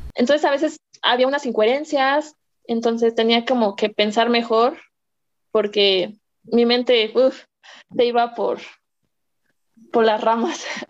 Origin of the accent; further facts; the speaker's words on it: Mexico; soy mexicana